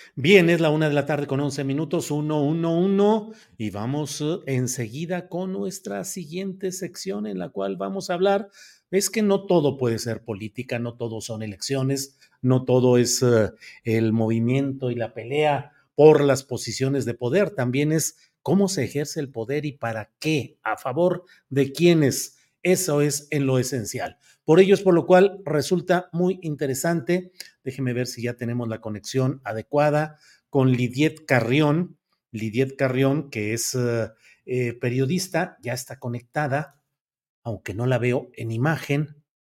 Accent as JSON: {"language": "Spanish", "town": "Torreón", "region": "Coahuila", "country": "Mexico", "tie": "born or raised there", "moved": "yes", "said": "Torreón, Coahuila, mi tierra natal"}